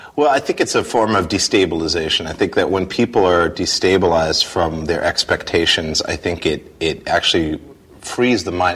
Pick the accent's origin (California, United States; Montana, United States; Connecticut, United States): Montana, United States; I grew up in Montana